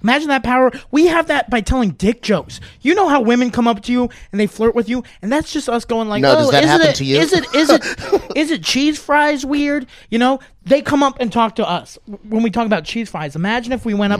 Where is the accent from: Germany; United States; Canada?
Germany; moved away; when I grew up in Germany